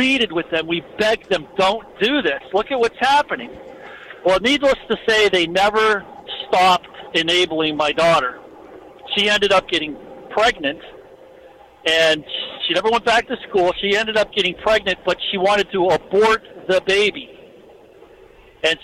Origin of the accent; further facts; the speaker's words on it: Erie, Pennsylvania, United States; now in Florida, United States; we're originally from Erie, Pennsylvania